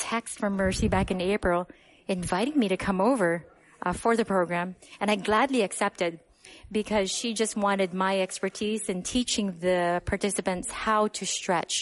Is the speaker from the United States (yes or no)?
yes; Honolulu, Hawaii, United States; Yes, I was born and raised in Honolulu on the island of Oahu.